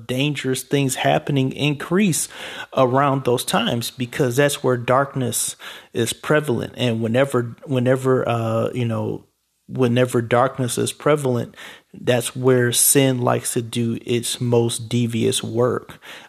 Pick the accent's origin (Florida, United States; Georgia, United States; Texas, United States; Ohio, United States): Ohio, United States; Cleveland; when I was growing up in Cleveland, it was, oh, don't go on Kinsman because, people lose their lives there.